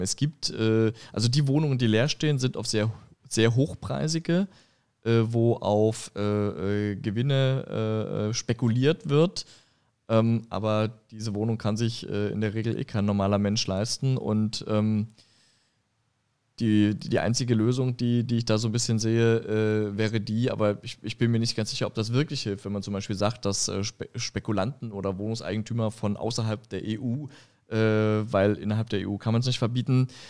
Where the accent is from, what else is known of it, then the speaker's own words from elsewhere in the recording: Saxony, Germany; moved away as an adult; now in Frankfurt, Germany; ich komme ja aus, aus Sachsen